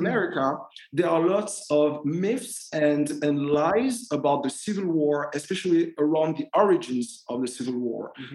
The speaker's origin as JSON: {"language": "English", "country": "Martinique", "tie": "born or raised there", "moved": "as an adult", "said": "I was born and I grew up in Martinique"}